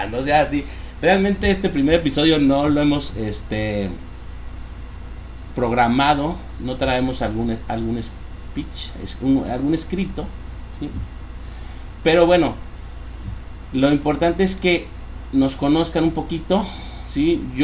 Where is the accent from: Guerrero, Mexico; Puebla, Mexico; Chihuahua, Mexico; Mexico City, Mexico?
Mexico City, Mexico; born there; yo, yo nací en Ciudad de México, nos venimos para acá por la situación económica, aquí estaba mi abuelita, aquí nos recibió